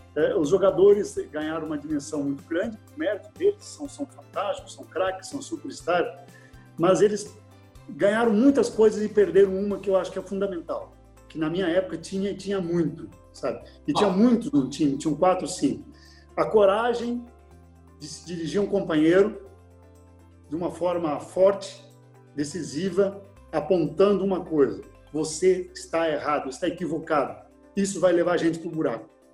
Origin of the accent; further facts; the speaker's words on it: Erechim, Rio Grande do Sul, Brazil; moved away; lá na minha cidade, Erechim